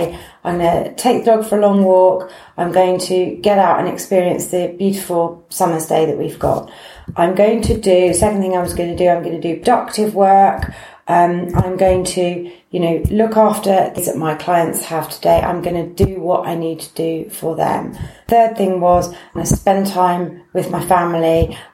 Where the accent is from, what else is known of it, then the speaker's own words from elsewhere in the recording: United Kingdom; we're very British